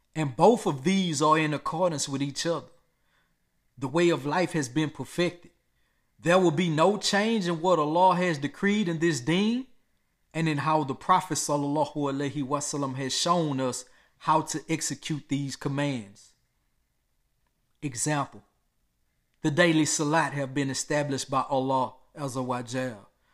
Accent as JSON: {"language": "English", "country": "United States", "tie": "born or raised there", "said": "I was born and raised in America"}